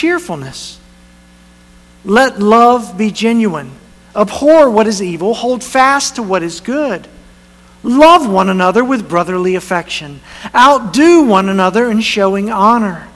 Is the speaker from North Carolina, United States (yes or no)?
yes; North Carolina, United States; moved away as an adult; it's the church that I first was a part-time youth pastor in when I was in college. It's my hometown